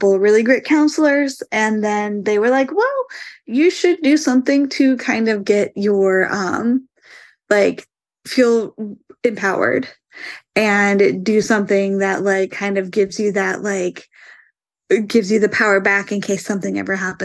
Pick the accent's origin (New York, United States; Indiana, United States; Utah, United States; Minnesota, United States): Indiana, United States; I'm from Indiana